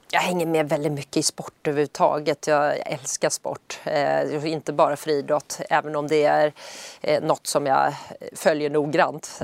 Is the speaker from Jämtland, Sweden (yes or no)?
no; Södertälje, Stockholm County, Sweden; i Södertälje där jag är uppvuxen